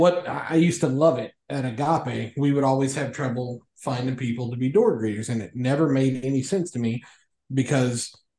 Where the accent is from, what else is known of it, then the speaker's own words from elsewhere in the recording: Ohio County, Kentucky, United States; I grew up in Ohio County, Kentucky.